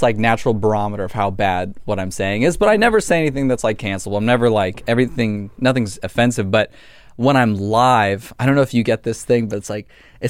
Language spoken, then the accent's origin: English; Los Angeles, California, United States; I grew up in the Valley.